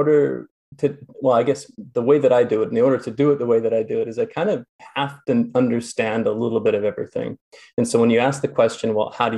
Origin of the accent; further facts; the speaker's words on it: near the Coast Mountains, British Columbia, Canada; now in Kelowna, Canada; I grew up near the Coast Mountains